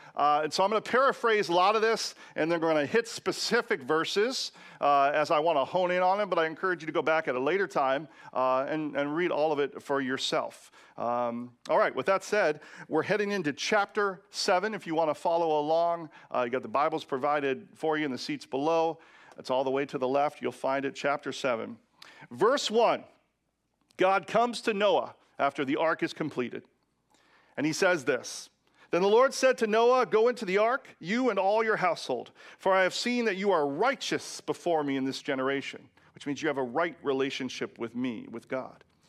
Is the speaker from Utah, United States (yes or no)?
no; Washington, United States; in my home state of Washington